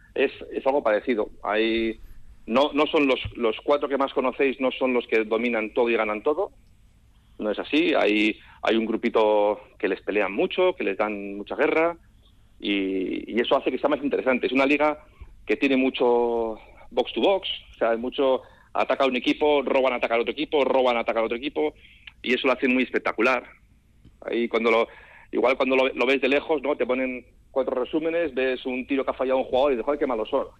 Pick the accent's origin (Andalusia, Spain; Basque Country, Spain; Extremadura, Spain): Basque Country, Spain; moved away; como buen vasco